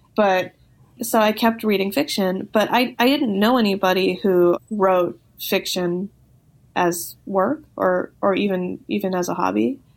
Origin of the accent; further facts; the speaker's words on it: Los Angeles, California, United States; I grew up